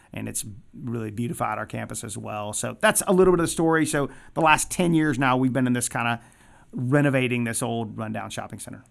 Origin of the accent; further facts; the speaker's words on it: Atlanta, Georgia, United States; now in Athens, United States; I grew up in Metro Atlanta